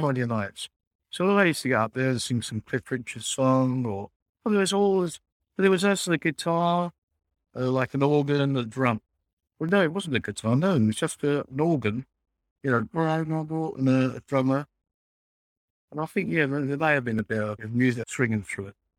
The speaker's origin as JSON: {"language": "English", "region": "London", "country": "United Kingdom", "tie": "born or raised there", "said": "a young man growing up in East End."}